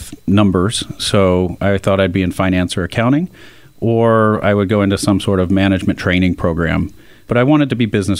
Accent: Malvern, Pennsylvania, United States; I grew up in Malvern, Pennsylvania

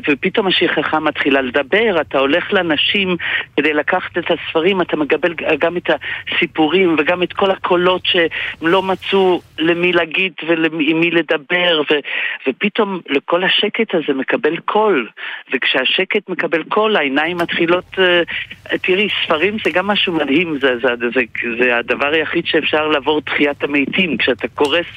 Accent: Belgium; now in Israel; אני סטודנט אה, ב- בישראל כבר הרבה שנים, הגעתי מבלגיה, יודע יידיש

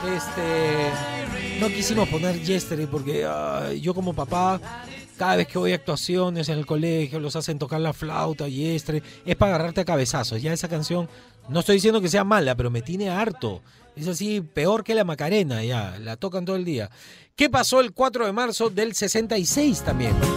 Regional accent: Peru; como peruanos

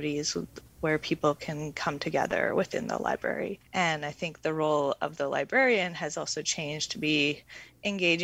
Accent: Comox Valley, British Columbia, Canada; moved away as an adult; also born or lived in Montreal / Vancouver; I grew up in the Comox Valley and I lived in Montreal for about 9 years and then Vancouver.

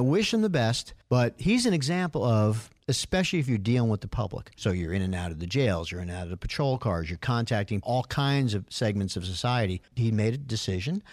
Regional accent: New York, United States; moved away; when I grew up in New York, we used to go to Yankee games

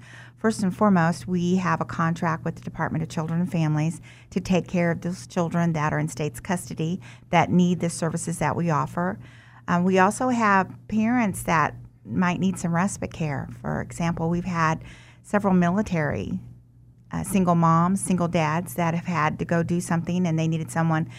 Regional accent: Wichita, Kansas, United States; also born or lived in Omaha, Nebraska; I was born in Omaha, Nebraska, but raised here in Wichita.

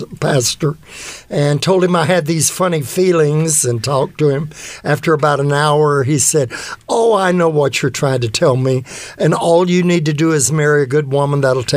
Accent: Tallahassee, Florida, United States; moved away as an adult; also born or lived in California; now in Los Angeles, United States; I was born in Tallahassee, Florida. And I'm seventh generation Floridian on my mother's side.

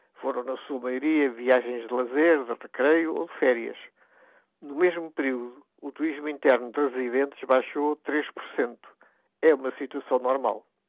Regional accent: Portugal; O nosso país está no extremo ocidental da Europa

